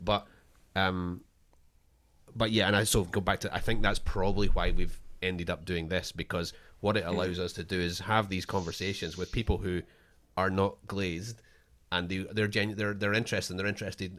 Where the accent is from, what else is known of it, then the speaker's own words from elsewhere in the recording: Scotland, United Kingdom; I'm the Scottish guy with a chip on my shoulder too